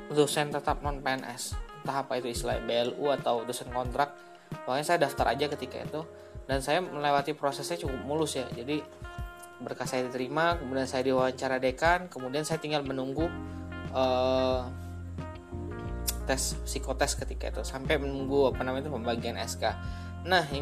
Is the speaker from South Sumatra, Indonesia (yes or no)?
yes; Palembang, South Sumatra, Indonesia; saya kembali ke daerah asal saya saya dari Palembang kebetulan dan saya berencana untuk mengabdi di alma mater S1 saya